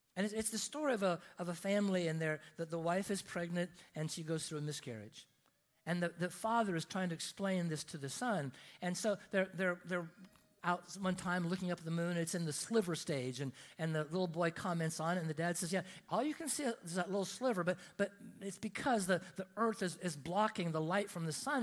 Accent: Oregon, United States; I grew up in Oregon, and in, in, Oregon, we have, we have mountains in Oregon.

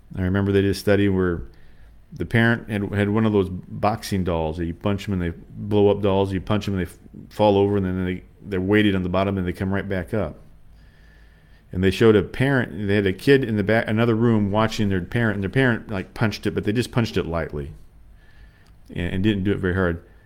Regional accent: United States; we come from America

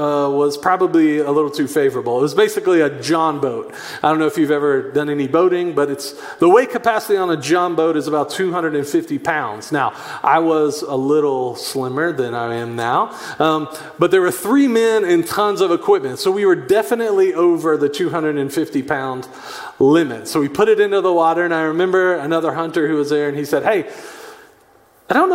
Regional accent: Chattanooga, Tennessee, United States; I grew up in Chattanooga, Tennessee

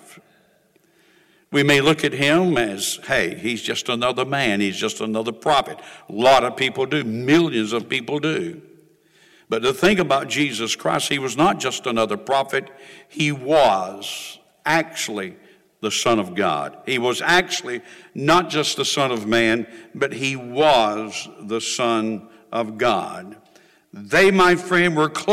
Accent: Clinton, North Carolina, United States; I was born in Sampson County, the largest county in the state of North Carolina. We were raised on a farm. Clinton was the county seat of Sampson County, and that was our hometown.

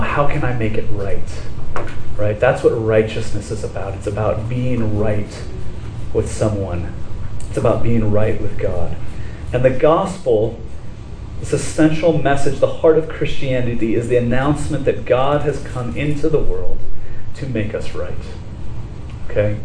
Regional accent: Laguna Beach, California, United States; I grew up in Laguna Beach

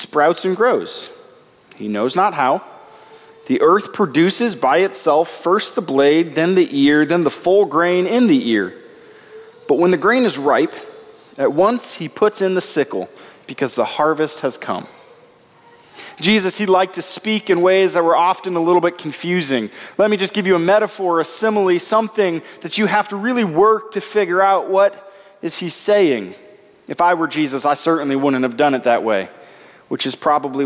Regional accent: Nebraska, United States; I grew up in Nebraska, and I had the privilege for 1 year of living on a farm.

